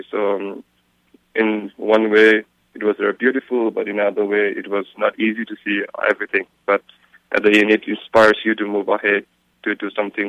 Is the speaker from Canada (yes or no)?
no; Chaprabensi, Bagmati, Nepal; And as I come from Chaprabensi, the Langtang region